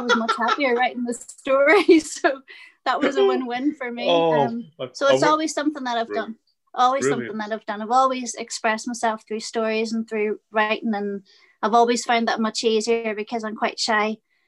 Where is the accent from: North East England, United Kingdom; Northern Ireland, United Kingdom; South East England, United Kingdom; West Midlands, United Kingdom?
Northern Ireland, United Kingdom; Belfast; now in County Down, United Kingdom; I grew up in Belfast in the 70s and 80s. I'm currently living in a little village in County Down, just about 20 miles from Belfast.